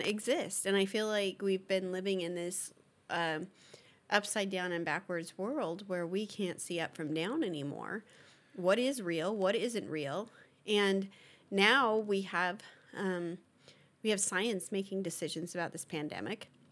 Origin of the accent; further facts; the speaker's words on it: United States; being an American